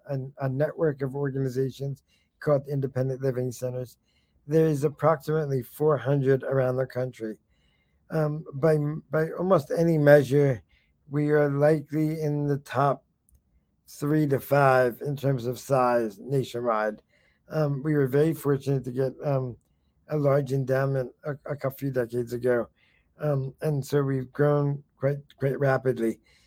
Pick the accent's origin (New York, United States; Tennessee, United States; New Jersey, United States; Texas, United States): New York, United States; also born or lived in California; I came from California originally. Originally I came from New York, but last stop was California.